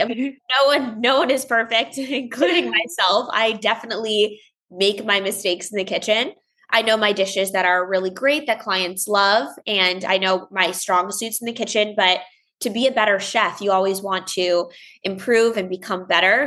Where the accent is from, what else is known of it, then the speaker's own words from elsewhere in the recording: Longmeadow, Massachusetts, United States; now in Los Angeles, United States; I grew up in Longmeadow, Massachusetts